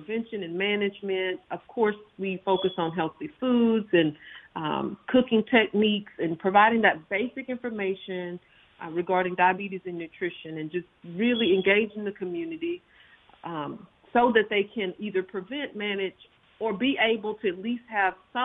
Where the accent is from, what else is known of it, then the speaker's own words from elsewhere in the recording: Purvis, Mississippi, United States; I actually lived and grew up in Lamar County and actually had an Extension office in my hometown of Purvis, Mississippi